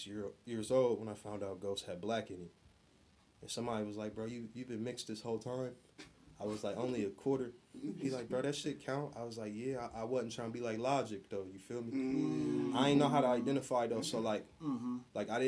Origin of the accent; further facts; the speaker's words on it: Columbus, Ohio, United States; I'm from Columbus.